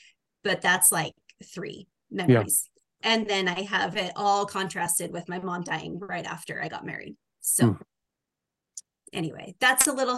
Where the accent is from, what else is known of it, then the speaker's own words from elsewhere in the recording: Oregon, United States; moved away as an adult; also born or lived in Arizona; I grew up in Oregon.